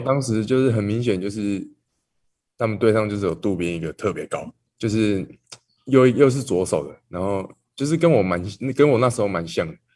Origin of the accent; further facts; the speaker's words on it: Taiwan; 小时候就在台湾了，在台湾